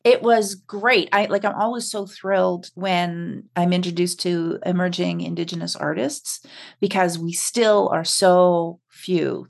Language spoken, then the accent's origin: English; Winnipeg, Manitoba, Canada; also born or lived in Saskatchewan / Quebec; now in Saskatoon, Canada; I was born in Saskatchewan and grew up in Winnipeg and have lived all over the country. And now I'm back in Saskatchewan